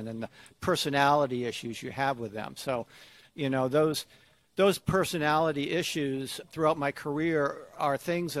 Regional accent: Connecticut, United States; moved away as an adult; also born or lived in Atlanta, Georgia; I grew up in Connecticut, in a kind of a rural area of Connecticut

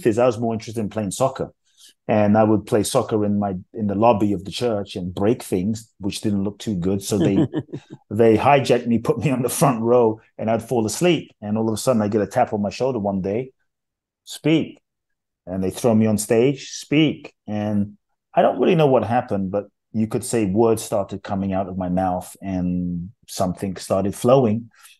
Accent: London, United Kingdom; also born or lived in Ghana; I grew up in London

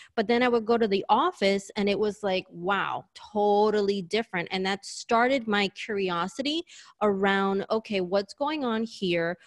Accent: New York, United States; moved away as an adult; now in Sydney, Australia; I'm a native New Yorker, hence my accent

